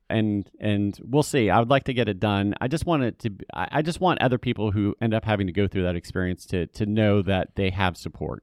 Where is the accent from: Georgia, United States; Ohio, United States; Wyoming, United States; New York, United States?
Georgia, United States; Atlanta; also born or lived in California; now in Charlotte, United States; I was raised in Atlanta, so I'm, I'm familiar with the South